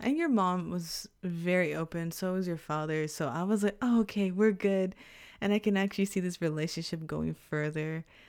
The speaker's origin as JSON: {"language": "English", "region": "Texas", "country": "United States", "tie": "born or raised there", "moved": "as an adult", "lives_now": "Japan", "said": "we grew up in Texas"}